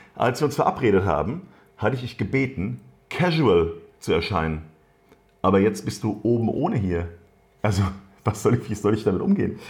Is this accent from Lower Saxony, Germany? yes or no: no; Wiesbaden, Hesse, Germany; ich bin in der Biebrichen Allee ja Ach, groß geworden